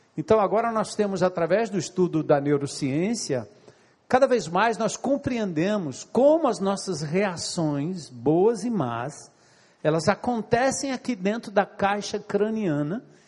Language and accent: Portuguese; São Paulo, Brazil; moved away; also born or lived in Ceará; eu nasci e me criei em São Paulo